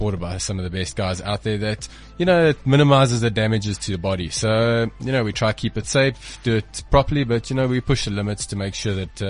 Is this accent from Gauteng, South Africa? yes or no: yes; Johannesburg, Gauteng, South Africa; I come from Johannesburg